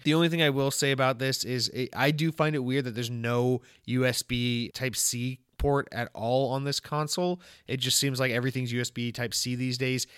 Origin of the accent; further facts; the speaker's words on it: Georgia, United States; I'm from Georgia. I'm from the home of Chick-fil-A. And, um, Chick-fil-A is something I grew up